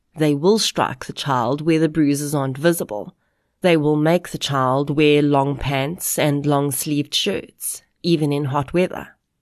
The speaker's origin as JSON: {"language": "English", "country": "South Africa", "said": "we as South African adults"}